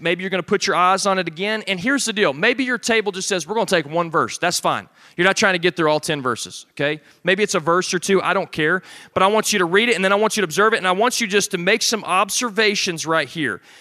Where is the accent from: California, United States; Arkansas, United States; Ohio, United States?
Arkansas, United States; moved away; also born or lived in Alabama; I'm from Arkansas and then lived in Alabama